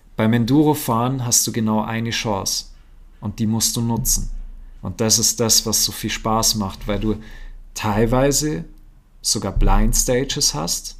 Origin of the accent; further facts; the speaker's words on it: Aschau im Chiemgau, Bavaria, Germany; bei uns in Aschau am Chiemsee.